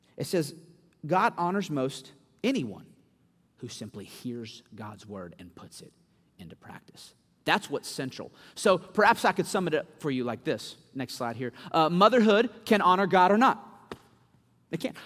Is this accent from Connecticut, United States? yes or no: no; Winston-Salem, North Carolina, United States; moved away as an adult; now in Louisville, United States; I was actually raised in Winston Salem, North Carolina.